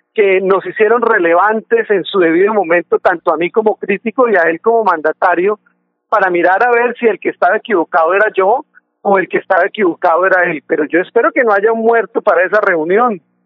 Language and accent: Spanish; Santander, Colombia; nosotros como santandereanos